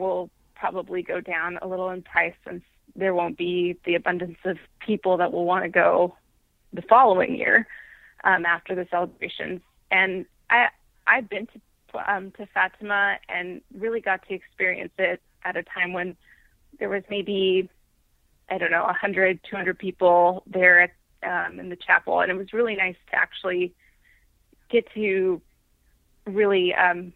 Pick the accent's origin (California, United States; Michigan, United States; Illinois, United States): California, United States; Central; I grew up in Central California